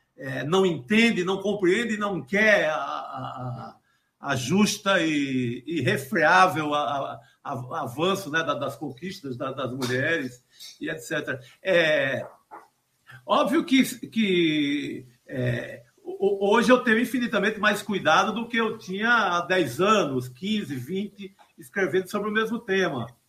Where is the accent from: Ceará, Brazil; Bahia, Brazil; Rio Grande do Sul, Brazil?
Ceará, Brazil; Cariri; also born or lived in Recife; now in São Paulo, Brazil; desse mesmo lugar lá de onde eu venho, do Cariri cearense, aqui em São Paulo